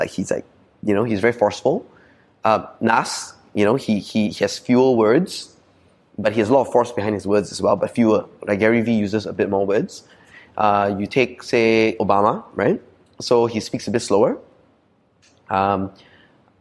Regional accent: Malaysia; accent: Ah Beng; also born or lived in Sydney, Australia / United States; I'm like true and true abeng in my core accent, right? Because I'm in Chinese school, I grew up in Malaysia

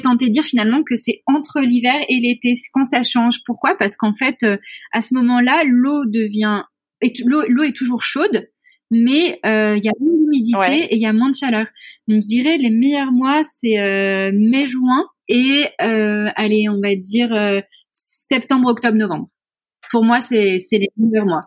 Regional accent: France; now in Mauritius; nous, en tant que Français, Européens

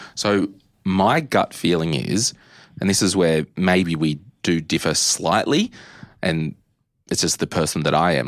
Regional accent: Australia; Growing up in Australia

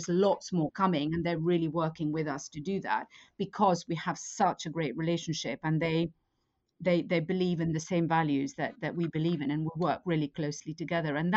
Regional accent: Madrid, Community of Madrid, Spain; moved away; I grew up in Madrid, and my mother had an antique business

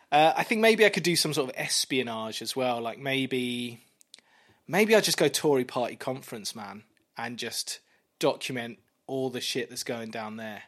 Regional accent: Kent, South East England, United Kingdom; I grew up in Kent

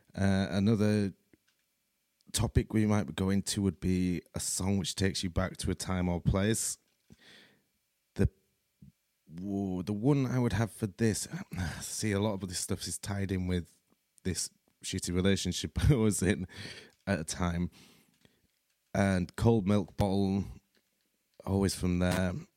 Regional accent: Leeds, Yorkshire and the Humber, United Kingdom; I'm from Leeds in Yorkshire, here in the U K

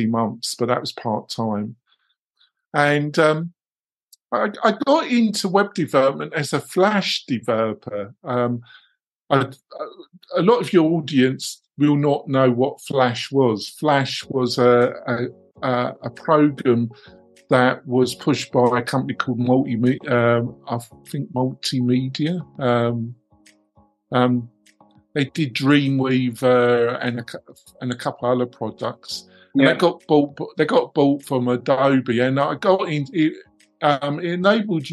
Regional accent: England, United Kingdom; moved away as an adult; now in United States; I'm English.

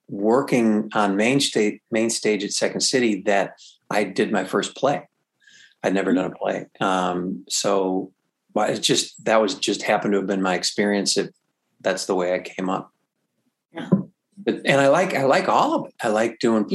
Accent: Chicago, Illinois, United States; I'm from Chicago

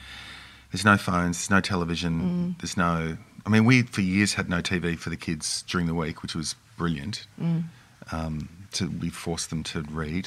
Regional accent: Mount Eliza, Victoria, Australia; In Mount Eliza, right. So down in the Mornington Peninsula, south of Melbourne.

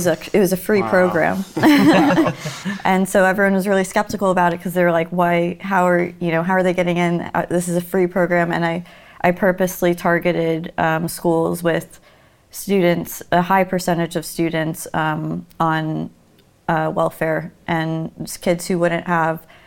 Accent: Miami, Florida, United States; I'm from Miami, and in Florida

